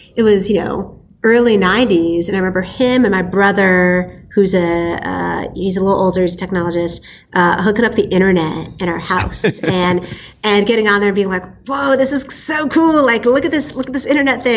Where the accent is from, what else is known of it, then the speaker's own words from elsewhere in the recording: Silicon Valley, Bay Area, California, United States; I was born and raised in Silicon Valley